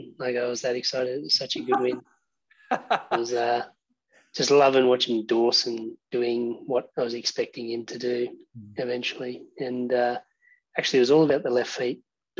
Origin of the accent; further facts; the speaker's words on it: Sydney, New South Wales, Australia; I'm from Western Sydney, as is Chris. We're growing up playing rugby league